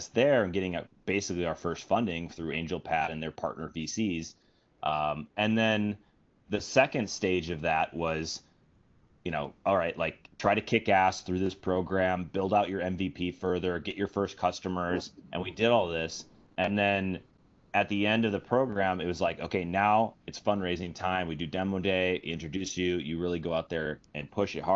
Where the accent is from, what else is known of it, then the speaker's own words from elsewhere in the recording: Minnesota, United States; moved away as an adult; now in San Francisco, United States; my home state of Minnesota